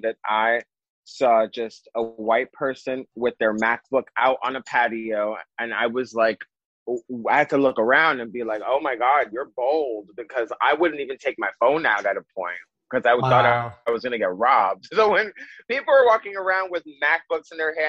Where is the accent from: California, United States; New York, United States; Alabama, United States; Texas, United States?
New York, United States; New York City; also born or lived in Los Angeles; I was born and raised in Brooklyn, moved out once, and within 6 months was like, well, time to go back home